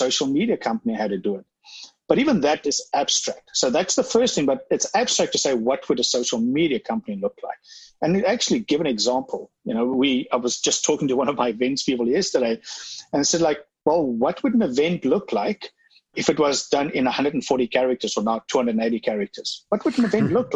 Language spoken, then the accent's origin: English; South Africa; I'm from South Africa.